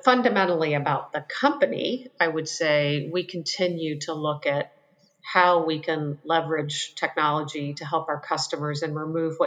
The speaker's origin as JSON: {"language": "English", "region": "Western Pennsylvania", "country": "United States", "tie": "born or raised there", "moved": "yes", "lives_now": "Charleston, United States", "said": "I grew up in Western Pennsylvania"}